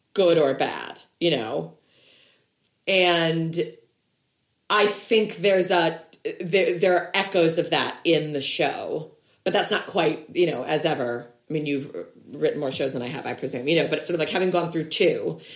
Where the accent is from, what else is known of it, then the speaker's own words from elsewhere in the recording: Illinois, United States; we're both from Illinois